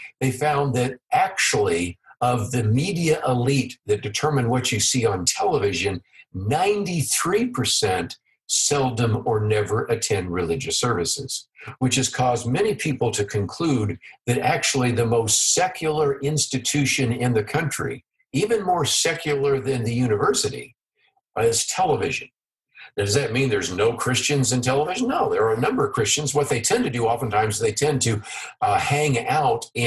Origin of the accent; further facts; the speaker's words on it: San Francisco Bay Area, California, United States; the congressional district that I grew up around in the San Francisco Bay Area in California